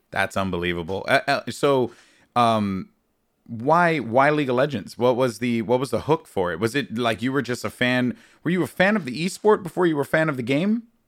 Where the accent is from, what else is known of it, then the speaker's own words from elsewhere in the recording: New York City, New York, United States; moved away as an adult; now in Brooklyn, United States; I'm from the Bronx